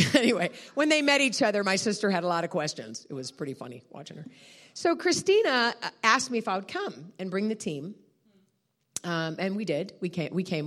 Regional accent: United States; I'm a American

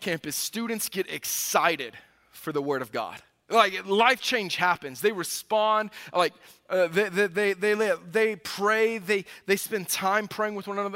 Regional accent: the South, United States; now in Midwest, United States; I grew up in the South

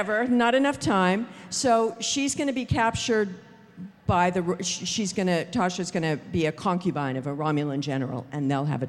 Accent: Los Angeles, California, United States; I grew up in Hollywood

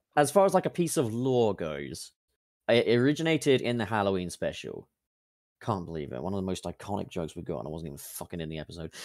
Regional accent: England, United Kingdom; I'm from England

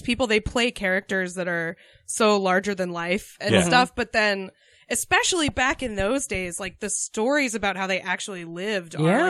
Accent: Concord, New Hampshire, United States; moved away; also born or lived in Iowa / Austin, Texas; I grew up in Concord, New Hampshire.

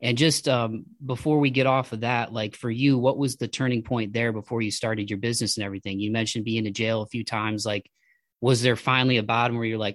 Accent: Toledo, Ohio, United States; we're from Toledo. So I grew up about an hour south of Detroit.

